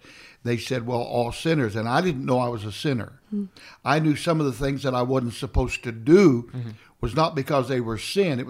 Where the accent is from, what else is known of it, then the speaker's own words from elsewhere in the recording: Kansas, United States; I went to this little Pentecostal church in my hometown in Kansas